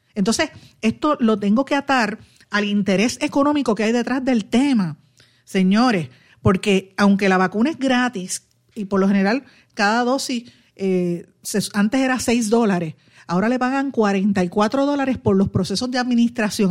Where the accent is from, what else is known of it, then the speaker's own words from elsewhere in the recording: Puerto Rico; todos como puertorriqueños